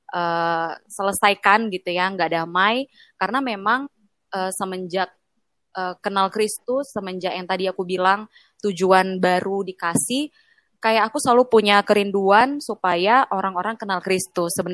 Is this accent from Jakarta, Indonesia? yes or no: no; Medan, North Sumatra, Indonesia; Aku kan dari Medan.